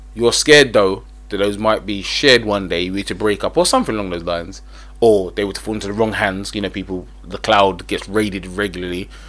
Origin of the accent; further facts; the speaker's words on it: England, United Kingdom; I'm English.